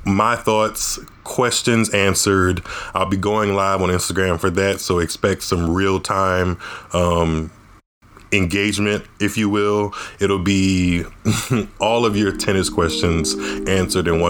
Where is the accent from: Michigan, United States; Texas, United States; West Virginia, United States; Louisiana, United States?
Louisiana, United States; Southern; All of us are from Southern Louisiana